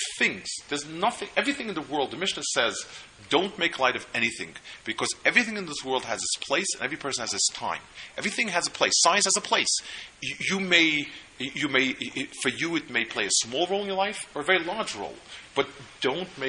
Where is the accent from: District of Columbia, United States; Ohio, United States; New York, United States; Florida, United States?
New York, United States; I grew up in New York, but I've done tshuva since then. I'm a VT New Yorker. And I've also found out, to my relief, that people consider the Lower East Side you grew up to be not really New York